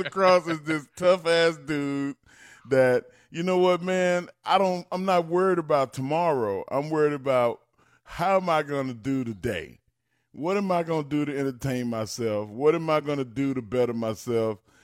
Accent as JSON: {"language": "English", "region": "Texas", "country": "United States", "tie": "born or raised there", "said": "I grew up in Texas"}